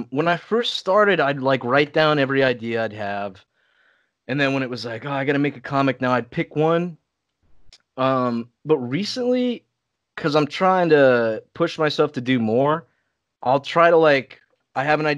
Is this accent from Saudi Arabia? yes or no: yes; Saudi Arabia; now in California, United States; I I grew up in Saudi Arabia but I'm American.